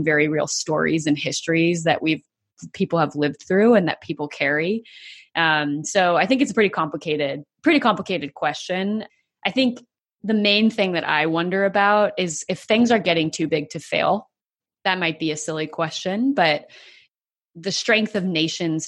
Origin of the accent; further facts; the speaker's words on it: United States; as an American